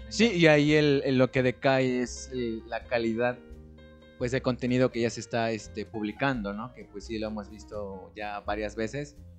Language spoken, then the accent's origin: Spanish; Mexico; aquí en mi país